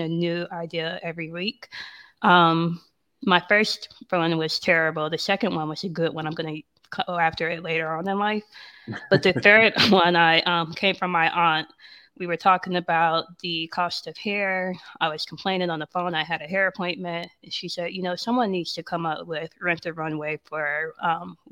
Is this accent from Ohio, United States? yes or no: yes; Ohio, United States; moved away as an adult; also born or lived in New York; now in Atlanta, United States; I'm living here in Atlanta. I'm from Ohio, but spent a lot of time in Atlanta during undergrad